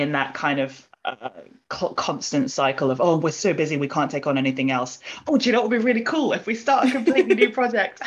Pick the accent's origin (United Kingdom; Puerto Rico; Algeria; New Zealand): United Kingdom; we as British East and Southeast Asians